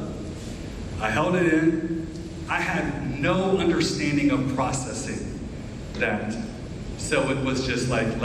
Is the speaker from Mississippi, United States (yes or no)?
no; Southeast Ohio, United States; I grew up in Southeast Ohio, along the Ohio River, high West Virginia border